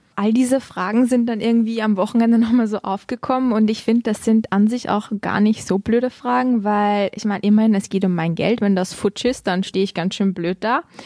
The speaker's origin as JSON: {"language": "German", "country": "Austria"}